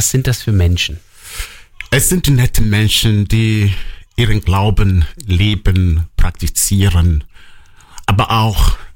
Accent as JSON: {"language": "German", "town": "Nanka", "region": "Anambra", "country": "Nigeria", "tie": "born there", "said": "Genau, ich komme gebürtig aus Nanka."}